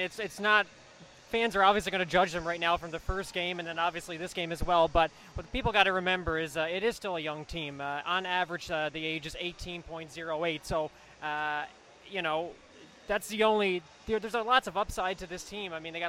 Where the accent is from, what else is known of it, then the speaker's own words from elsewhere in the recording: New Waterford, Nova Scotia, Canada; also born or lived in Charlottetown, Prince Edward Island; I actually started out in my hometown in New Waterford.